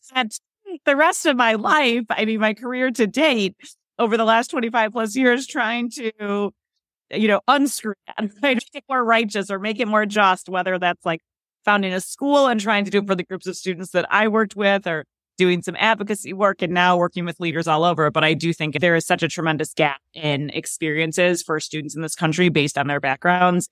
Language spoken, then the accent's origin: English; Chicago, Illinois, United States; moved away as an adult; I was from Chicago